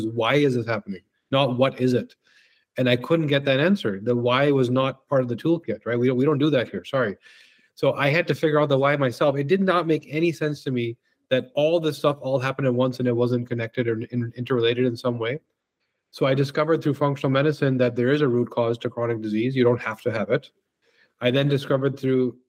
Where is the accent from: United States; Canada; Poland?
Canada; Vancouver, British Columbia; also born or lived in Victoria, BC; now in Toronto, Canada; I grew up in Vancouver, which is also gorgeous. And yeah, so I spent my youth there, came out to Toronto to sort of expand the business and never left.